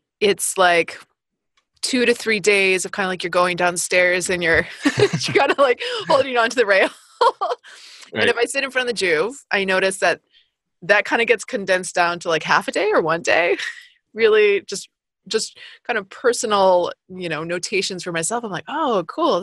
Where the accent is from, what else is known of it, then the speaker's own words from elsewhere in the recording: Midwest, United States; we're both from the Midwest